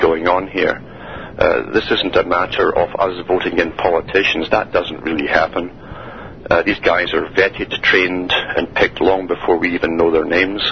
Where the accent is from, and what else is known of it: Canada